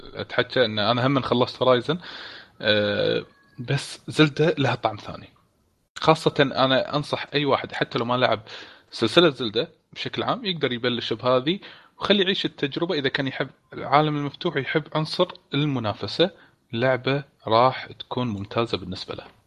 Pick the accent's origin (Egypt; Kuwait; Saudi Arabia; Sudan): Kuwait; عندنا بالكويت